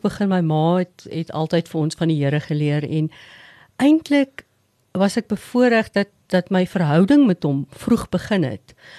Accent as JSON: {"language": "Afrikaans", "town": "Sabie", "region": "Mpumalanga", "country": "South Africa", "tie": "born or raised there", "also_born_or_lived": "Witbank / Pretoria", "moved": "as an adult", "said": "ek het grootendeels op Sabie groot geword in die Oos-Transvaal"}